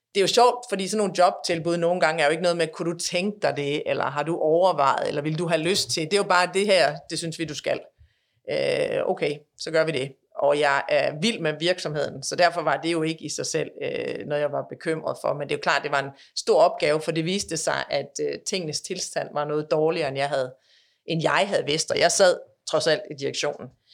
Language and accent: Danish; Denmark; moved away as an adult; now in United States; vi er jo danskere, vil jo aldrig, aldrig være andet end danskere